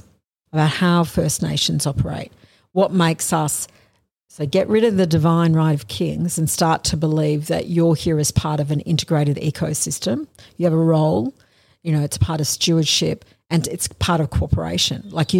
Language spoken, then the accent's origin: English; Australia; I am an Australian lawyer.